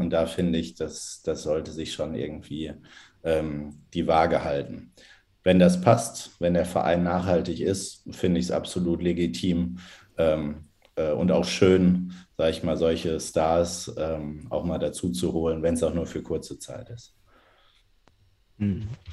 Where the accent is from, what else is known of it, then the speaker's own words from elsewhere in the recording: Dortmund, North Rhine-Westphalia, Germany; also born or lived in Münster; 32, äh, inzwischen wieder in Dortmund, aber die letzten, ich glaube, elf oder zwölf Jahre in Münster gelebt